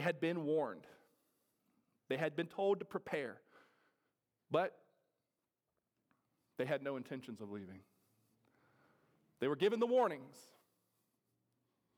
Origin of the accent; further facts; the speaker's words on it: Ohio, United States; now in North Carolina, United States; I'm from Ohio